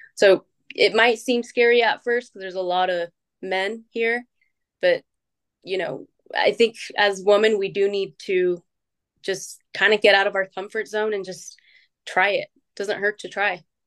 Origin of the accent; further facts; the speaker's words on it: Utah, United States; I was born and raised in Utah